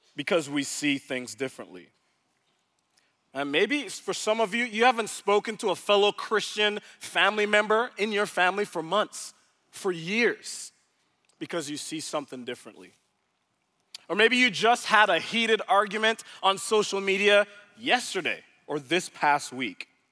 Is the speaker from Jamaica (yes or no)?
yes; Jamaica; moved away as an adult; now in Dallas, United States; I was originally born in Jamaica, so I'm from the Caribbean, not from around these parts.